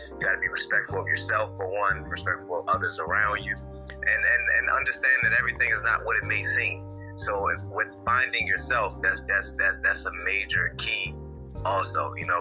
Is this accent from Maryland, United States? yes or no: yes; Baltimore, Maryland, United States; Baltimore, Maryland is where I was born and raised.